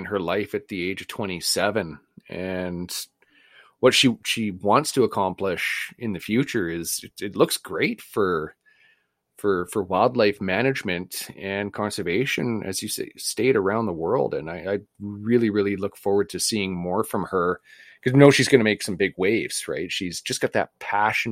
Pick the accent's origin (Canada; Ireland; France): Canada; we're Canadian